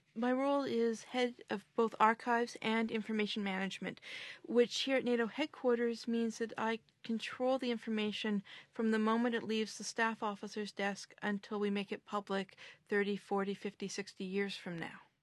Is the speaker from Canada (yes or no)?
yes; Canada; now in Brussels, Belgium; as a Canadian with my particular viewpoint